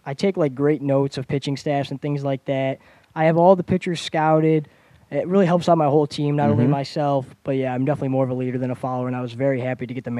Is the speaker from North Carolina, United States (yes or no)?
no; New York, United States; I'm from New York, for some of you guys who don't know, and he played for the New York Mets, so I loved watching Jose Reyes.